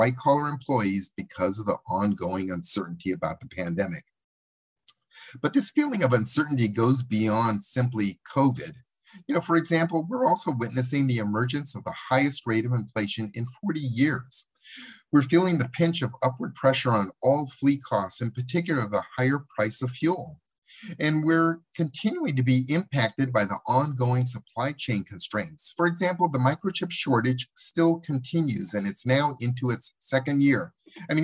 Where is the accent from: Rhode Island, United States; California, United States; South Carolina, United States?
California, United States; Los Angeles; Los Angeles, my hometown